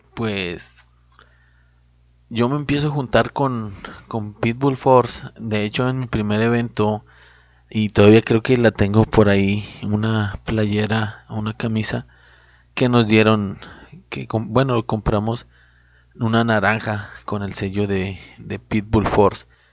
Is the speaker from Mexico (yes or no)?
yes; Cuencamé, Durango, Mexico; now in Ciudad Juárez, Mexico; yo me encuentro aquí en Ciudad Juárez, pero soy originario de Cuenca, Durango.